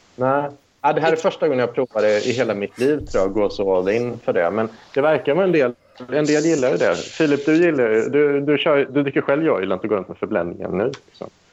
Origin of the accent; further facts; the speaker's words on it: Deje, Värmland, Sweden; moved away; also born or lived in Tidaholm / Lund; första åren när jag växte upp, då, då, då växte jag upp i så här riktig arbetarkommun. Det är ju liksom mindre, mindre än Tidaholm till och med, liksom, eh, där jag gick i plugget. Så det är ju Deje då, där bodde 3000 pers.